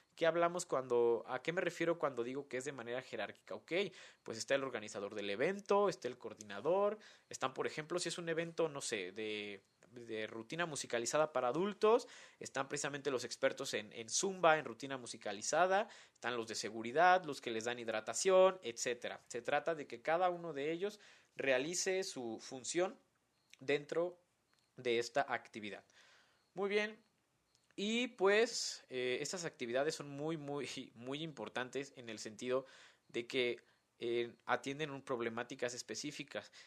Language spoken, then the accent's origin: Spanish; Morelia, Michoacán, Mexico; aquí en mi ciudad natal de Morelia